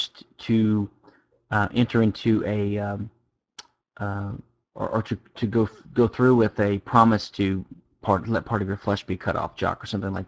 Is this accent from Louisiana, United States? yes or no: yes; Louisiana, United States; I'm from Louisiana.